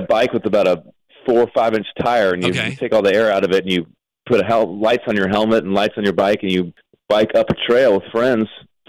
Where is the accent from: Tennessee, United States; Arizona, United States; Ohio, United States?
Arizona, United States; moved away; also born or lived in Telluride, Colorado; I mean, I'm from out west to begin with. I'm from Arizona